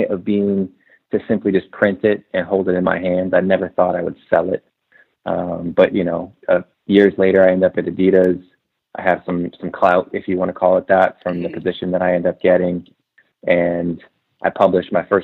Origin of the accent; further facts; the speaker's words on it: Portland, Oregon, United States; I'm from Portland. I went to school in Oregon.